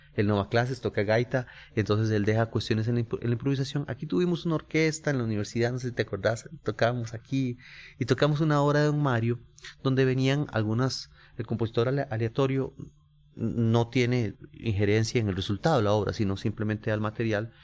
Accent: San José, Costa Rica; por ser costarricense y haber nacido en, San José y creado criado en el barrio Carmen de la Juela

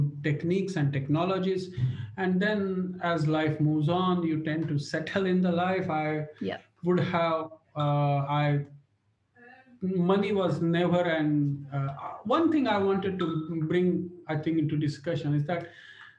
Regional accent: India; moved away as an adult; now in United Kingdom; I grew up in India. I came over to UK 1995.

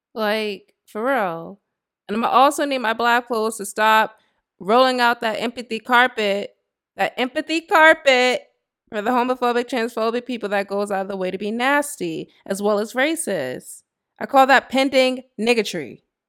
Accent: United States

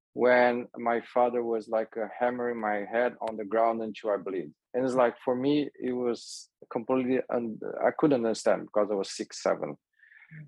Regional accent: Brazil; the environment I grew up in Brazil

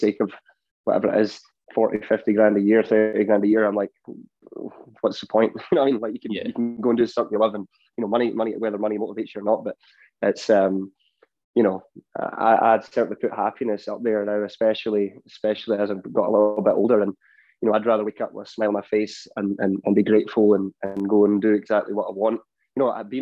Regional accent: Ayr, Scotland, United Kingdom; now in Nashville, United States; I grew up in Ayr, so I've always had like the beach around me

